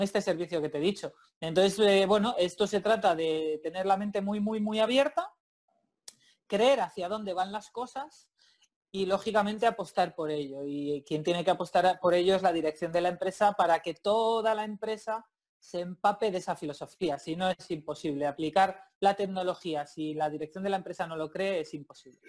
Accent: Santander, Cantabria, Spain; yo, vivo y soy de Santander

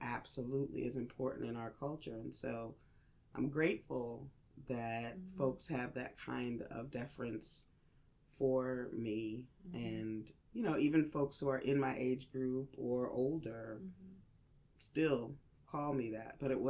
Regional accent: Northern US, United States; now in Southern US; And, you know, I'm from the North. Mm-hmm. So when I moved here and people were saying ma'am to me

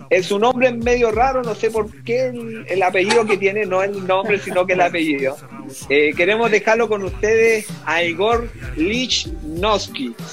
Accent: Chile; soy rubiecito y todo, pero soy chileno

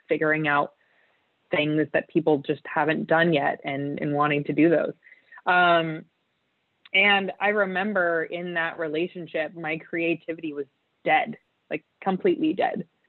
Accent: Utah, United States; So I was I was raised in Utah, which is um, a state in the United States

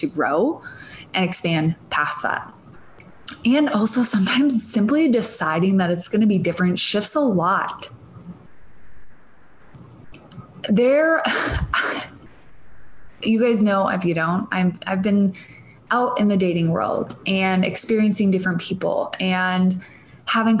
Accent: Minnesota, United States; accent: Minnesotan; moved away; I'm Minnesotan, for those of you that don't know, or from Minnesota originally

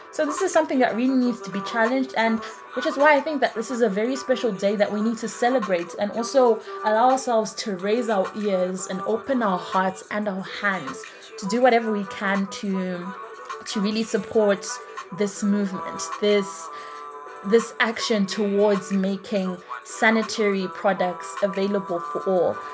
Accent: Zimbabwe; my home country, that is Zimbabwe

